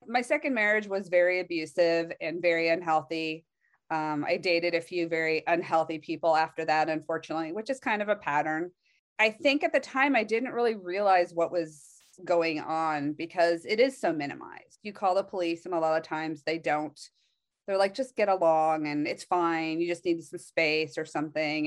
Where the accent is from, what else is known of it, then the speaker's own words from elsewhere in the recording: Palo Alto, California, United States; I was actually born in Palo Alto